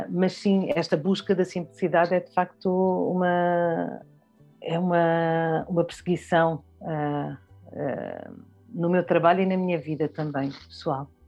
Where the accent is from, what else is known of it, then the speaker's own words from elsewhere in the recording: Bié, Angola; born there; Eu nasci em, em Angola, no Bié, em 1972. Uh, ah, a minha mãe é angolana, uh, do Bié, o meu pai é timorense uh, do, de Viquet.